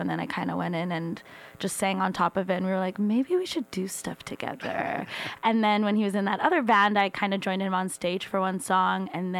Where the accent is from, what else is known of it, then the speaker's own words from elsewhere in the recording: Saskatoon, Saskatchewan, Canada; moved away; I'm a prairie girl. I'm from Saskatoon, Saskatchewan. I moved here 4.5 years ago to go to school at Nimbus School Recording.